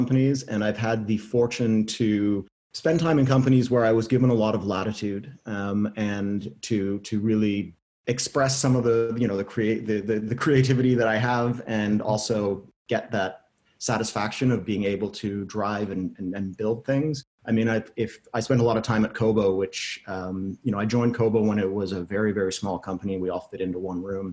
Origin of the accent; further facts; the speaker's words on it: Canada; I'm Canadian.